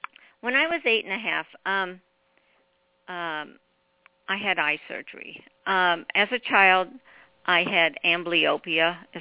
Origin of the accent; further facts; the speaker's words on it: Cape Girardeau, Missouri, United States; moved away; my hometown of Cape Girardeau